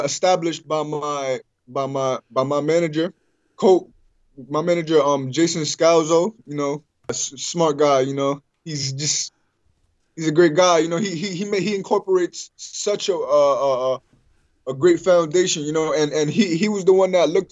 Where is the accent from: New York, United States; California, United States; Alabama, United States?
New York, United States; I'm from New York